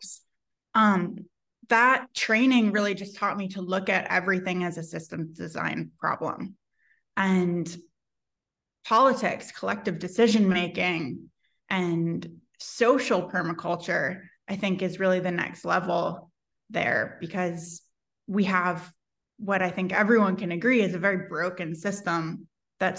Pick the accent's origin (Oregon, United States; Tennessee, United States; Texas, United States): Oregon, United States; Portland; now in Eugene, United States; I'm from Portland originally, so I'm more on the Blazers side of things.